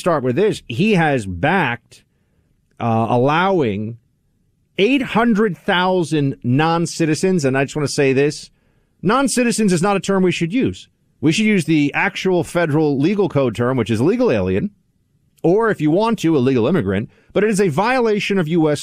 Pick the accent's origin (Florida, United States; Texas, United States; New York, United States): New York, United States; New York City; NYC, my hometown